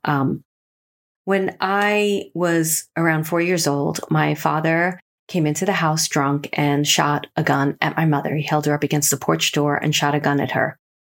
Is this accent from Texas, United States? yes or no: no; New York City, New York, United States; They were my friends that I grew up with in Brooklyn